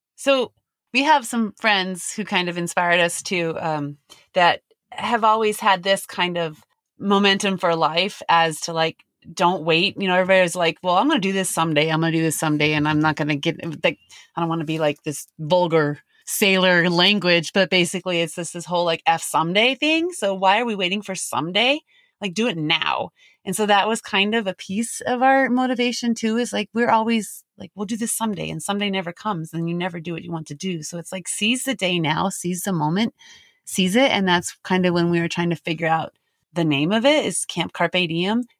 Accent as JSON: {"language": "English", "town": "Denver", "region": "Colorado", "country": "United States", "moved": "as an adult", "said": "We're from Denver, basically. We've raised our kids and family in Denver, Colorado"}